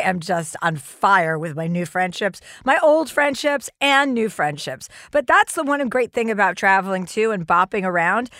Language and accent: English; New Jersey, United States; now in Los Angeles, United States; I'm from New Jersey.